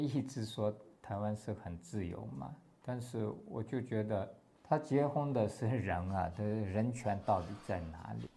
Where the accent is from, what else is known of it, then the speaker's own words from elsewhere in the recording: Têwo County, Tibet, Gansu, China; first language Tibetan; Chinese is a second language; moved away as an adult; also born or lived in India; now in Hualien, Taiwan; 我的家乡在西藏的甘南别部